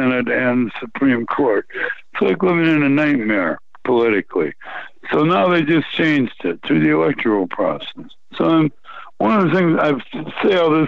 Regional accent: Flint, Michigan, United States; my hometown of Flint, Michigan

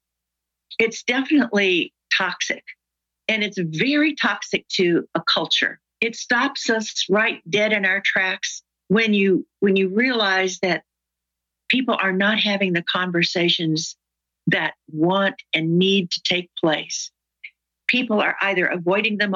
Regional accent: the South, United States; I'm from the South

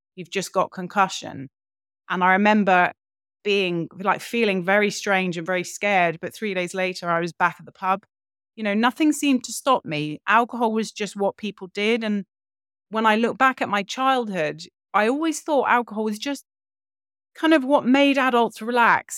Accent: London, United Kingdom; grew up in London, in a big house.

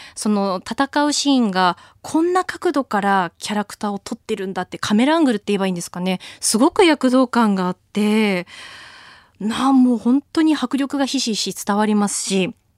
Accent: Akita, Japan; born or raised there; moved away as an adult; now in Tokyo, Japan

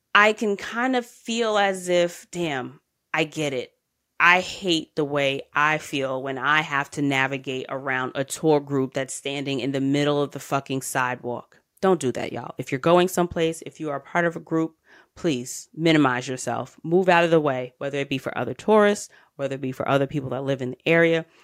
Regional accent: United States; I'm American

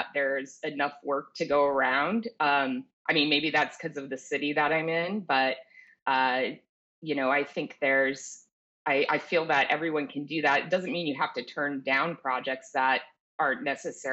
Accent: New England, United States; moved away; growing up in New England in nature

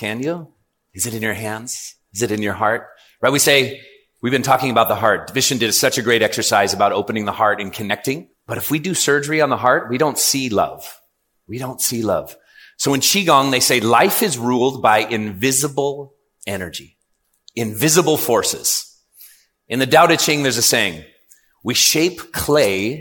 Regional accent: California, United States; I'm from California

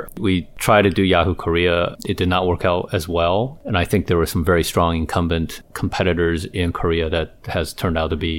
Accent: Taiwan; now in United States; Well, you know, I was born and raised in Taiwan, as you well know, Hans. And and since I came to the U.S., I never went back to Asia very often.

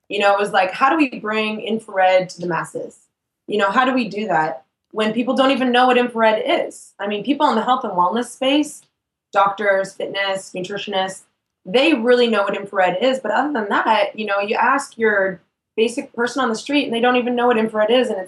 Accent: Canada; Yeah, I'm Canadian.

